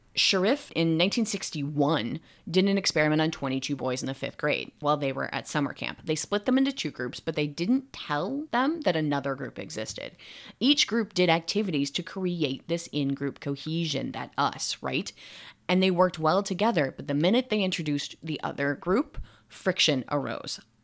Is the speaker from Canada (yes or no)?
no; United States; I am an American and I'm researching in America